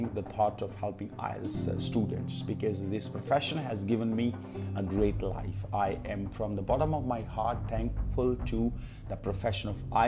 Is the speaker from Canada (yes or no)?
no; Kurukshetra, Haryana, India; moved away as an adult; now in Pehowa, India; My hometown is Kurukshetra, but these days I am living at Pehwa